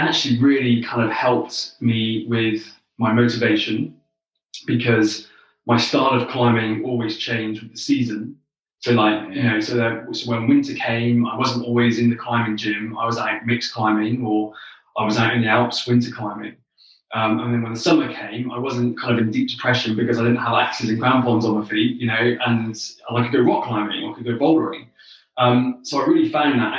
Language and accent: English; the Southwest in the UK, South West England, United Kingdom; I grew up in the Southwest in the UK.